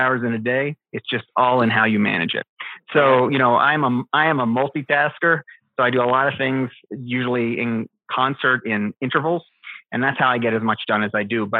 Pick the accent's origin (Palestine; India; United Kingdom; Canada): Canada; moved away as an adult; also born or lived in Philadelphia; now in Arizona, United States; I am a Canadian who is transplanted here to Arizona